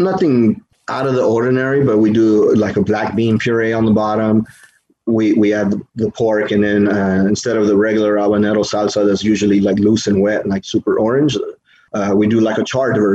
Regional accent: United States; I'm American first because I was born and raised here, but my heritage is Mexican completely

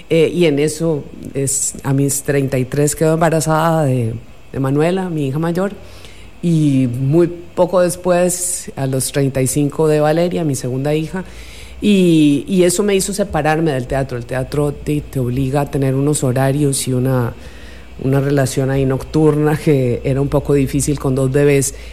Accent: Costa Rica; also born or lived in Buenos Aires, Argentina / Colombia; yo nací en Buenos Aires, Argentina, y mis padres se fueron a Colombia primero, después llegamos aquí a Costa Rica, así que aquí hice la secundaria y ya, eh, digamos que ya me hice tica, me nacionalicé de hecho, eh, y hablo como tica.

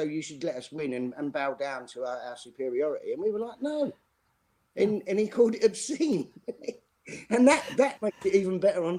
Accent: Custom House, London, United Kingdom; I grew up in Custom House. E16, and you know, my dad, granddad, great granddad, it just gets passed down, and it's still to this day.

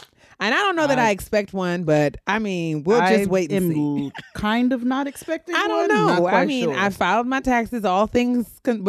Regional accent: New York, United States; somebody like me growing up in New York singing in the choir

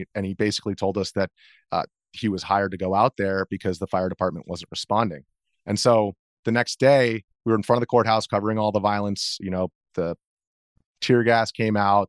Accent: outside of New York, United States; also born or lived in Jordan; growing up outside of New York, my mom worked in Manhattan

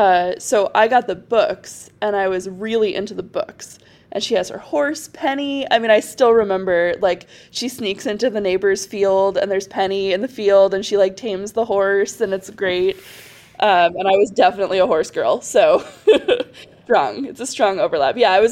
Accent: Massachusetts, United States; I am from Massachusetts

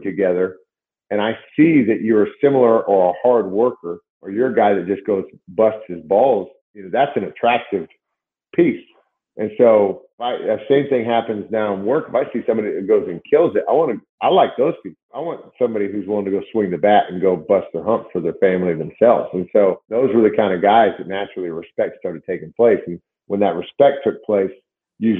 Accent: Seattle, Washington, United States; I was from Washington State and Seattle area

